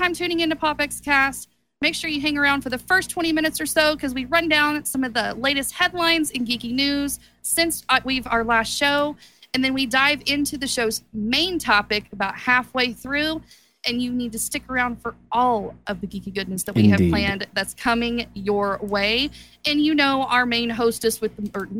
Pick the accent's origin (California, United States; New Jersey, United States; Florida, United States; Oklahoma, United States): Oklahoma, United States; Okie; your favorite geeky Okie.